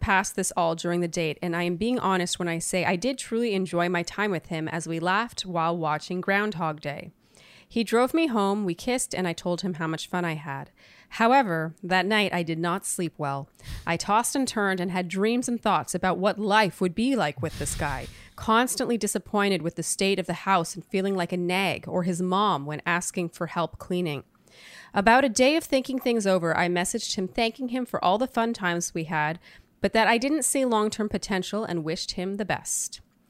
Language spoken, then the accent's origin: English; Canada; As a Canadian